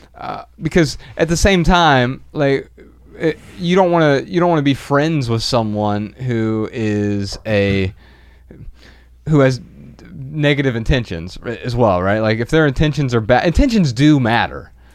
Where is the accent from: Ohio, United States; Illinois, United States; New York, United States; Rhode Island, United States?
Ohio, United States; Dayton; we're from Dayton, Ohio